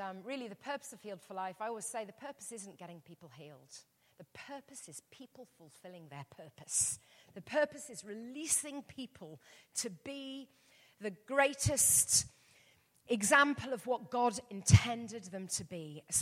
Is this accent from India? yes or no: no; England, United Kingdom; I'm English.